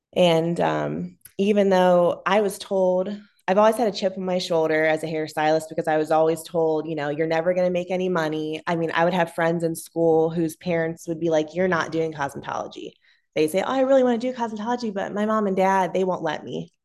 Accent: Massillon, Ohio, United States; I grew up in Massillon

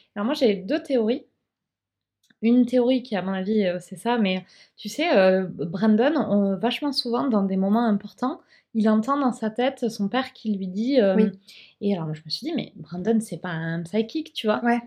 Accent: France; on est français

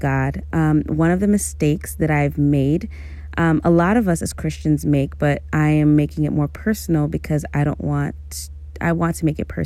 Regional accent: New York City, New York, United States; also born or lived in Amherst, Massachusetts / Stony Brook, Long Island; I was born and raised in Brooklyn, New York City native.

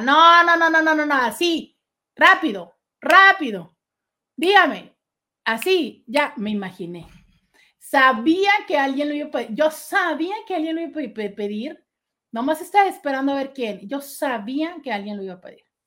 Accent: Tijuana, Baja California, Mexico; Nosotros en Tijuana tenemos un estilo de vida muy desdibujado

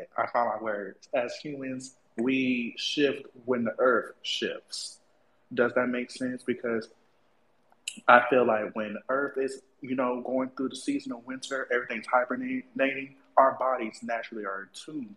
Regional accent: Florida, United States; I'm from Florida

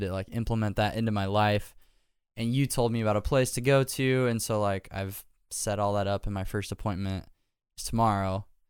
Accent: Nebraska, United States; now in Nashville, United States; I love living here 'cause I grew up in Nebraska

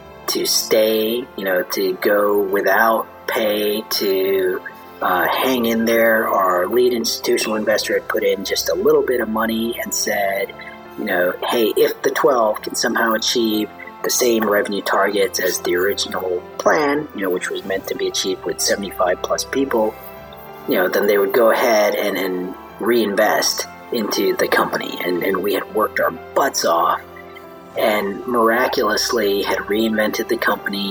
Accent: Chicago, Illinois, United States; moved away as an adult; also born or lived in India; now in Austin, United States; moved to Chicago when I was 3

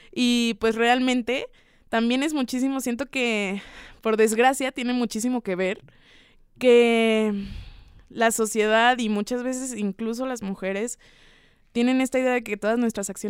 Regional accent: Mexico City, Mexico; also born or lived in Toluca; de la Ciudad de México.

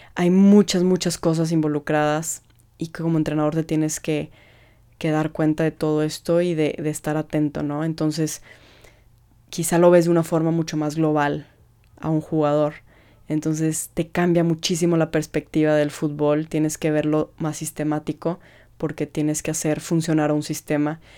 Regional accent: Mexico; como mexicanos somos muy apasionados en todo lo que hacemos

